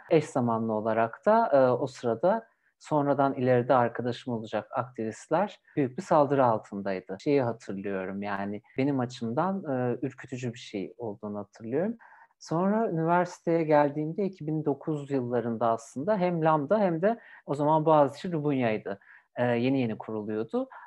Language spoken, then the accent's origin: Turkish; Bursa, Turkey; Bursa'da doğdum, büyüdüm.